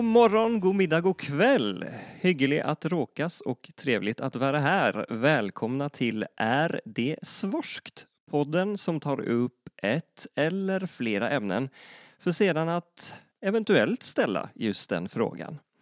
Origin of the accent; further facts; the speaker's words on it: Northern Norway, Norway; accent: Northern Norwegian; Swedish is a second language; moved away as an adult; now in Gothenburg, Sweden; Jag föddes 1983 i en liten by i Nordnorge där jag bodde fram tills någonstans i mina tidiga 20 år.